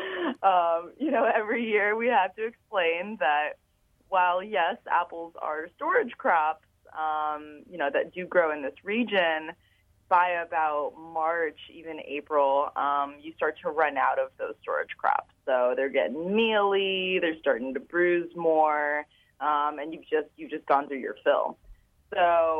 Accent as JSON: {"language": "English", "region": "Florida", "country": "United States", "moved": "yes", "said": "I'm from Florida originally, and I'm very used to going back to school well before Labor Day"}